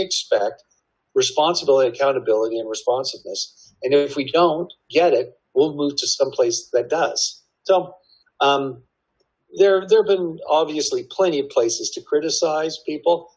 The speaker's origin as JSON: {"language": "English", "country": "Canada", "moved": "yes", "lives_now": "Texas, United States", "said": "I'm originally from Canada"}